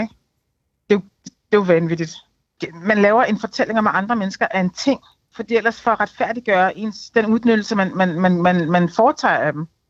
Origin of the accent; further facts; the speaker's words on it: Denmark; det er mig som dansker